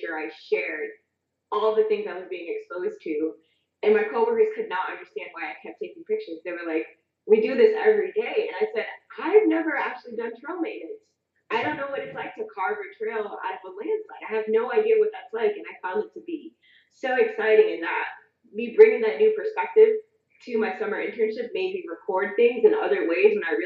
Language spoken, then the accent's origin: English; Bridgeport, Connecticut, United States; My first job was working at a family-owned Italian restaurant in my hometown of Bridgeport, Connecticut.